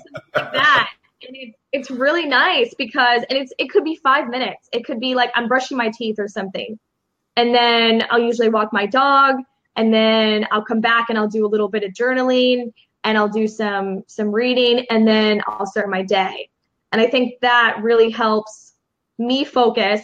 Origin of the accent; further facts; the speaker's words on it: Chicago, Illinois, United States; now in Los Angeles, United States; I'm from Chicago.